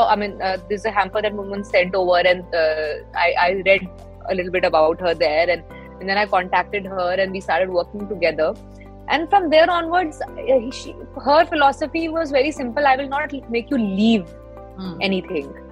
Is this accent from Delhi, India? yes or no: yes; Delhi, India; मैं दिल्ली से हूँ